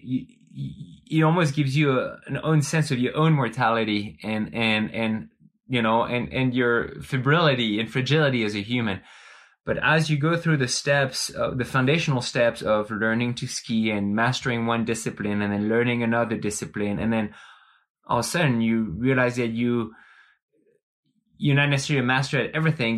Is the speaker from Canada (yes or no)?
no; France; now in Bend, United States; growing up in France, you, you are, you are immersing existentialist ideas from an early age